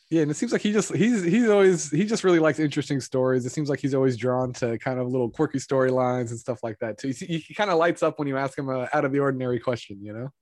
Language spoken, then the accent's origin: English; Moraga, California, United States; I'm from Moraga